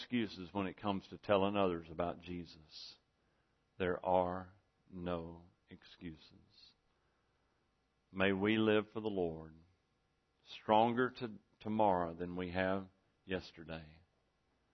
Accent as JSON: {"language": "English", "area": "Angelina County", "region": "Texas", "country": "United States", "tie": "born or raised there", "moved": "yes", "lives_now": "Ashley County, United States", "said": "all the sayings that I grew up with in Angelina County"}